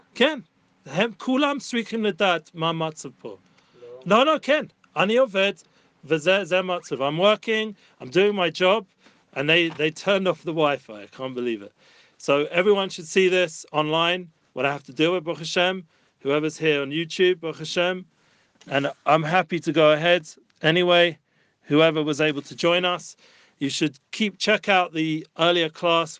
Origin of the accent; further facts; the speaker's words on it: London, United Kingdom; moved away as an adult; now in Jerusalem, Israel; I grew up in London.